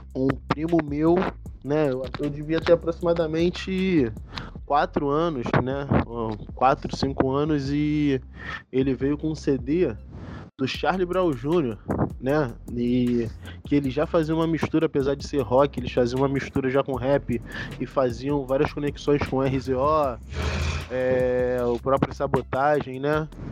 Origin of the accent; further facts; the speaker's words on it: São João de Meriti, Rio de Janeiro, Brazil; moved away as an adult; also born or lived in Niterói; Nascido e criado na cidade de São João de Meriti, na Baixada Fluminense.